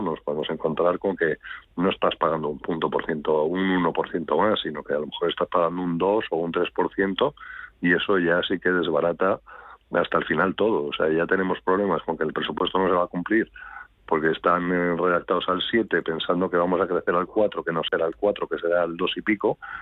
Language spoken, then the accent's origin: Spanish; Spain; Yo como ciudadano español